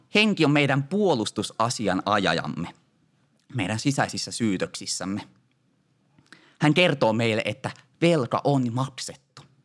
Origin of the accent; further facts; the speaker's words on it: Ostrobothnia, Finland; Meillä Pohjanmaalla sanotaan, notta se on suuremmas käres